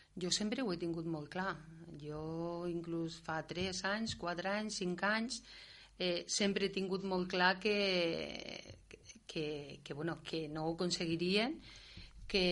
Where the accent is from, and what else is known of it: Catalonia, Spain